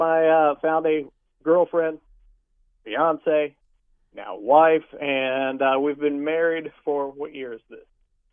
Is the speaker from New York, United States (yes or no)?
no; Kansas City, Missouri, United States; moved away as an adult; also born or lived in Battle Creek, Michigan; now in Paducah, United States; I grew up in Kansas City, born and raised.